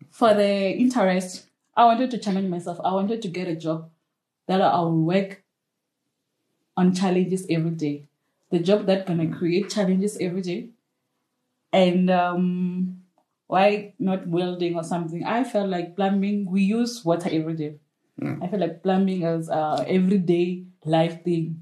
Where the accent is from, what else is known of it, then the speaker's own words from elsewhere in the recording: Limpopo, South Africa; I'm from Limpopo.